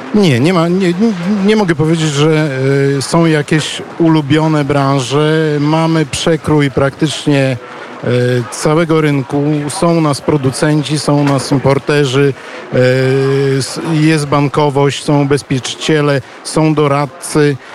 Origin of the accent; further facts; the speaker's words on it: Płock, Masovian Voivodeship, Poland; now in Ukraine; wychowałem się na ulicy Padlewskiego w Płocku